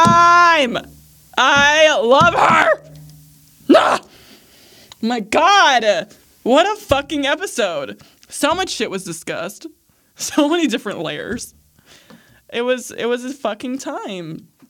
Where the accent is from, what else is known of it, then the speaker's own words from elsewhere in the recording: Midwest, United States; I grew up biculturally of being American and then being Arab and growing up Muslim and then growing up in America.